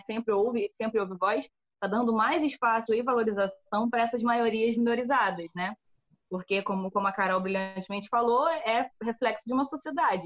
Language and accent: Portuguese; Brazil; nós aqui enquanto brasileiros